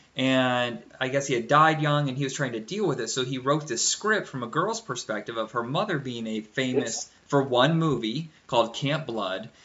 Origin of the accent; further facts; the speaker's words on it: Indiana, United States; We're both from Indiana, and we didn't even live that far apart from each other